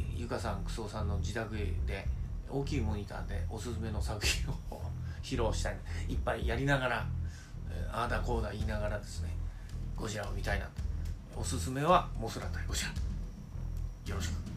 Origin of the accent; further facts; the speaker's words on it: Oimachi, Tokyo, Japan; 大井町のえあの私の実家があるとこですけど